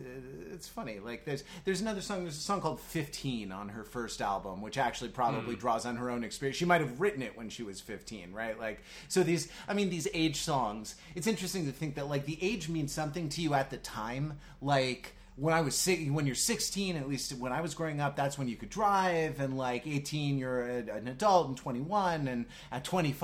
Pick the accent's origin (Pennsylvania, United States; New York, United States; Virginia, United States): New York, United States; As a New Yorker, you can say it, you know.